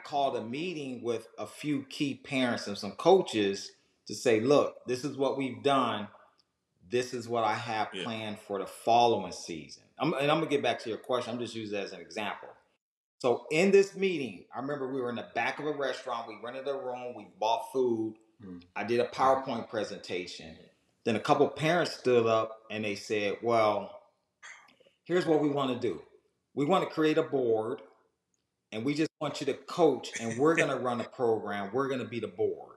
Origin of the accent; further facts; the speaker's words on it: Southern California, United States; moved away as an adult; now in Georgia, United States; I was a dude from Southern California that moved to Georgia